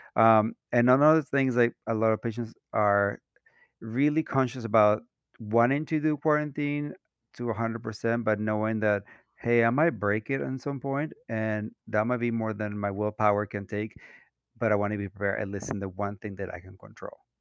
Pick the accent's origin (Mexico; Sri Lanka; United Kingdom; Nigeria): Mexico; moved away as an adult; now in United States; I'm a Latino, um, was born and raised in Mexico. I moved to the U S when I was twenty-seven